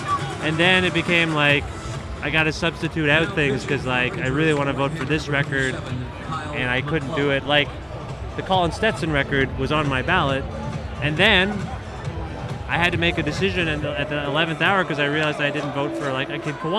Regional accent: India; I used to believe that as an Indian, I didn't need to put on sunscreen.

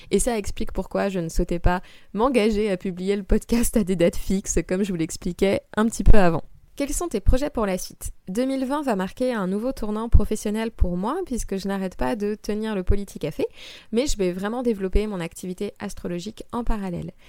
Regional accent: Île-de-France, France; Euh, j'ai grandi dans le Val-de-Marne et après avoir passé un bac littéraire, je suis entrée à Sciences Po.

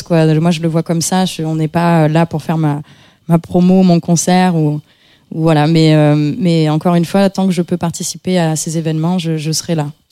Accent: Avignon, Provence-Alpes-Côte d'Azur, France; je viens d'Avignon, je viens d'une famille, euh, je dirais de classe moyenne

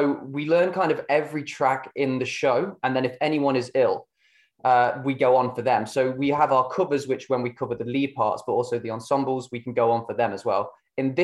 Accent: Burton upon Trent, West Midlands, United Kingdom; I'm from Burton itself

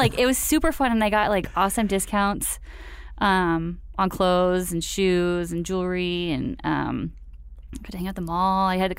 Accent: Phoenix, Arizona, United States; Right. Okay, so I grew up in Phoenix, right? Like, I was a mall rat for sure.

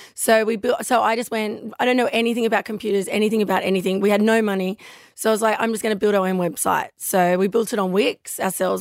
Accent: Newcastle, New South Wales, Australia; I grew up in Newcastle

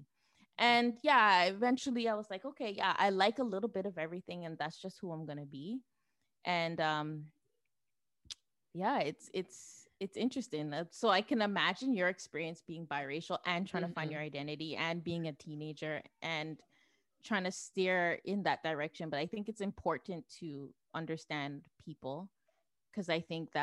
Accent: Toronto, Ontario, Canada; also born or lived in Ajax, Ontario; I grew up in Toronto until I was 13

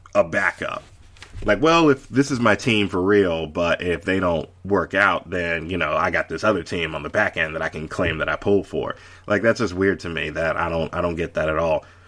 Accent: Charlotte, North Carolina, United States; the Hornets. I mean, that's, that's my hometown team.

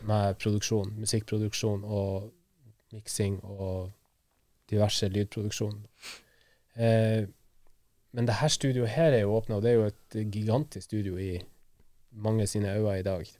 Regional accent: Værøy, Nordland, Norway; moved away; heimplassen min, Værøy i Lofoten

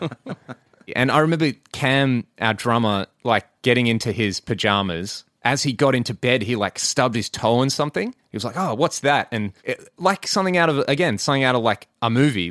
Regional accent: Western Australia, Australia; we're all from Western Australia

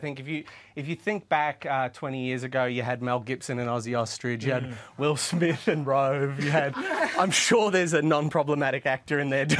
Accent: Australia; I'm a little disappointed you didn't introduce me as Australian royalty.

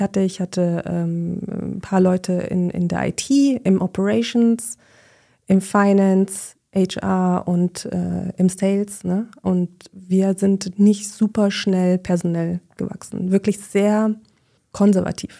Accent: Munich, Bavaria, Germany; moved away as an adult; now in Berlin, Germany; ich bin eigentlich Münchnerin

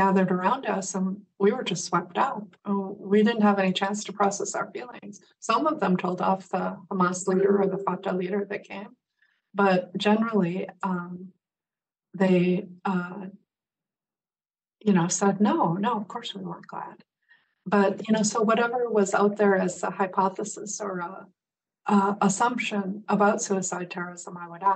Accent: Midwest, United States; moved away; I grew up in the Midwest

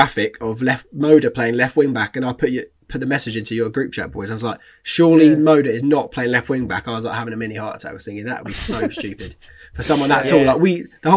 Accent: England, United Kingdom; I'm fully English, all English blood.

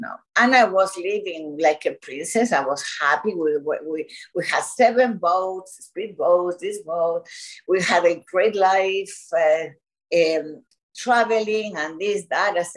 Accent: Buenos Aires, Argentina; moved away as an adult; also born or lived in Mexico City, Mexico / Miami, Florida; now in Florida, United States; From Argentina, Buenos Aires, Argentina

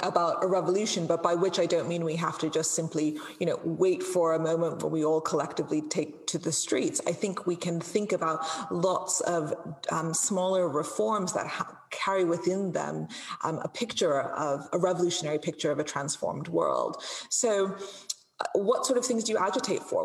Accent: India; I come from a very culturally conservative background and a very culturally conservative um, community within India

